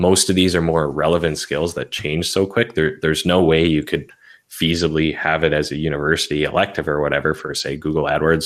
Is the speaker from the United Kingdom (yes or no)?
no; Canada; I'm Canadian